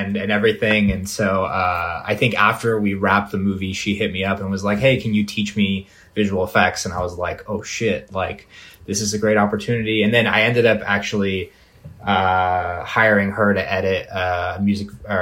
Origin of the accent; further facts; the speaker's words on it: Las Vegas, Nevada, United States; also born or lived in Los Angeles, California; I was born in Los Angeles, but I grew up in Las Vegas